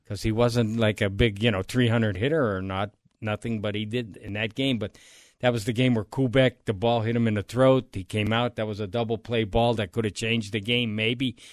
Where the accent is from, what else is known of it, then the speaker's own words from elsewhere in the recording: Hazleton, Pennsylvania, United States; I grew up in Hazleton, Pennsylvania, in the late fifties